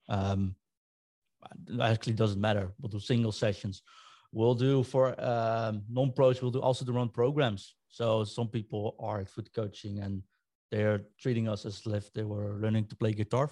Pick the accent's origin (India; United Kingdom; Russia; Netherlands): Netherlands; Rotterdam, South Holland; moved away; I'm from Rotterdam originally.